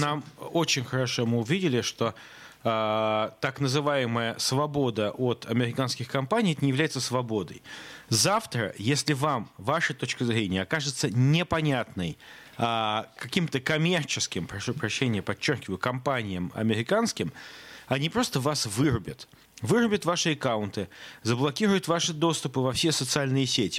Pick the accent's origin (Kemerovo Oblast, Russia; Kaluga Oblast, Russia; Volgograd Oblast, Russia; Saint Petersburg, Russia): Saint Petersburg, Russia; в Санкт-Петербурге, в родном для меня городе